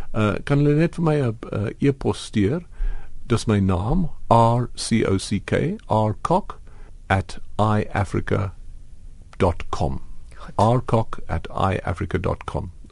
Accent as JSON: {"language": "Afrikaans", "town": "Port Elizabeth", "region": "Eastern Cape", "country": "South Africa", "said": "ek kom uit Port Elizabeth"}